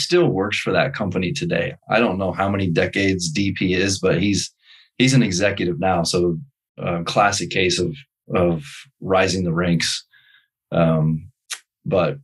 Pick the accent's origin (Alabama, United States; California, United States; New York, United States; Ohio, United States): Ohio, United States; Akron; moved away; also born or lived in Portland, Oregon / Michigan; I'm from Akron, Ohio